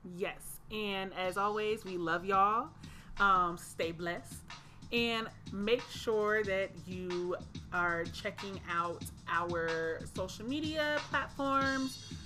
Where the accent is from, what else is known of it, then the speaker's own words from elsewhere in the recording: Atlanta, Georgia, United States; I am from Atlanta, Georgia